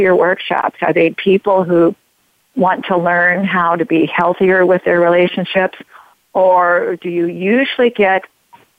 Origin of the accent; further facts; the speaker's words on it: United States; I'm an all-American woman